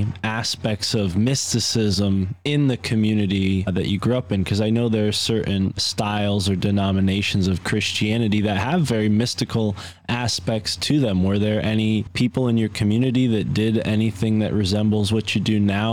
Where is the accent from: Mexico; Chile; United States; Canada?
United States; East Coast; someone like myself growing up on the East Coast